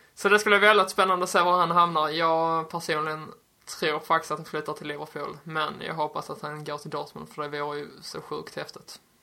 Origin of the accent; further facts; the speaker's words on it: Skåne, Sweden; jag som skåning